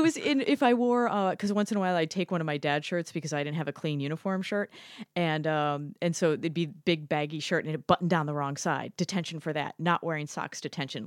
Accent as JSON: {"language": "English", "town": "Chicago", "region": "Illinois", "country": "United States", "tie": "born or raised there", "moved": "as an adult", "lives_now": "Shanghai, China", "said": "I grew up in Chicago"}